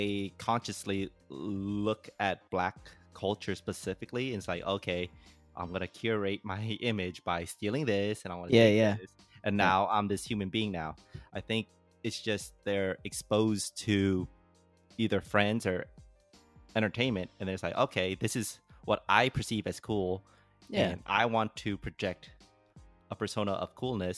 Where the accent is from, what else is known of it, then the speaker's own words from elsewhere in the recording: San Jose, California, United States; accent: Bay Area; I grew up in America, so this is how any American would speak if they were put in San Jose from 1985 through 2018